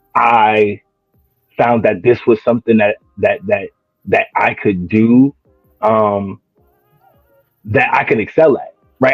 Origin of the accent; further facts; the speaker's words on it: New Jersey, United States; moved away as an adult; now in Williamston, United States; I'm originally from New Jersey